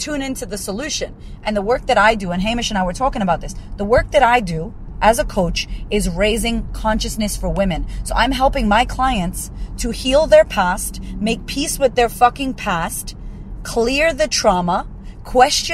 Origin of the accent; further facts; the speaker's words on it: United States; I'm American